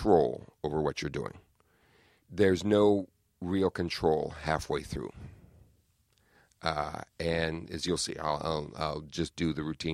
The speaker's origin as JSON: {"language": "English", "region": "Southern California", "country": "United States", "tie": "born or raised there", "moved": "yes", "lives_now": "New York City, United States", "said": "growing up in Southern California"}